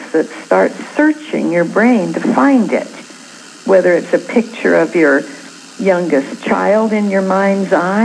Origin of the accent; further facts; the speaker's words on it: Canada; now in California, United States; I was born in Canada